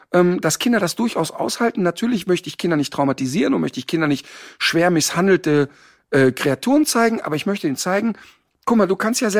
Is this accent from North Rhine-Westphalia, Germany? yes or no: yes; North Rhine-Westphalia, Germany; Ich komme aus dem Ruhrpott und da ist, ich bin quasi, die erste feste Nahrung war Currywurst.